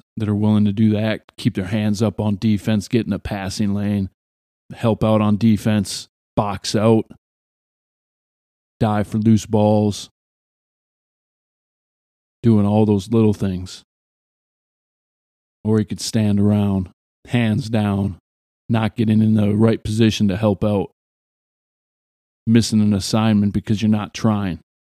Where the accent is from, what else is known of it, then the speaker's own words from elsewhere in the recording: Ireland; Well, yeah, I'm Irish. Yeah, it's St. Patrick's Day around the corner.